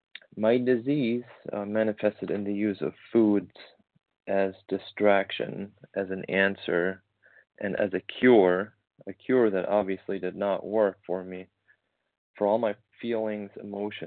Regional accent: Germany; moved away as an adult; now in United States; memories from my teens in my hometown in Germany

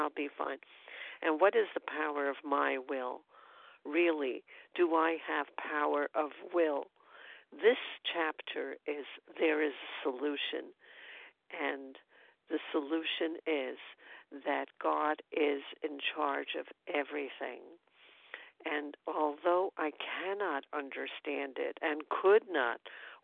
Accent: New York City, New York, United States; now in upstate New York, United States; I'm from Brooklyn, New York. I'm presently upstate in New York

